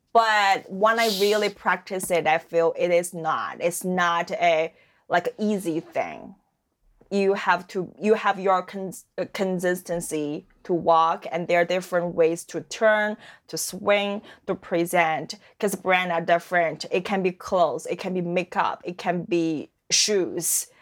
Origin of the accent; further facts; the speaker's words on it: Dalian, Liaoning, China; English is a second language; moved away as an adult; now in Halifax, Canada; My hometown called Dalian. That's a seaside city in the northeast